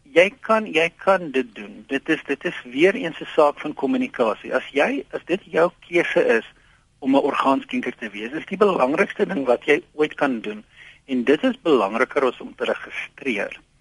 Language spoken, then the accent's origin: Afrikaans; South Africa; ons as Suid-Afrikaners